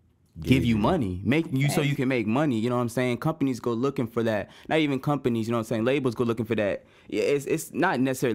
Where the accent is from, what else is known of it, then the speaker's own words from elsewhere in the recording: Kansas, United States; born there; also born or lived in Tennessee / Louisiana / Germany / Missouri; now in Hinesville, United States; I was born in Kansas. Lived there for 6 months, like moved to Tennessee where my dad's from. I've moved to Louisiana, Germany, Missouri, Hawaii, and I've been in Georgia since 2013.